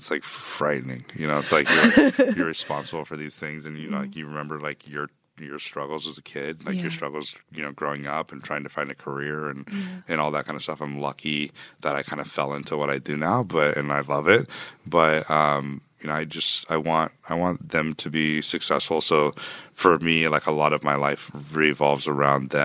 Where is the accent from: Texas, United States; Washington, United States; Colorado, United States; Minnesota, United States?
Texas, United States; I was born in Texas